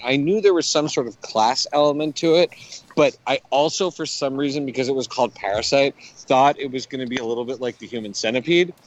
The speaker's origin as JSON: {"language": "English", "country": "Canada", "tie": "born or raised there", "moved": "yes", "said": "growing up in Canada"}